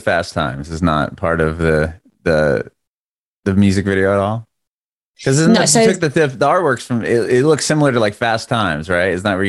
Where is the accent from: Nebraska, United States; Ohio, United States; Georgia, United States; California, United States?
California, United States; San Diego; it looks very similar to San Diego, where I grew up.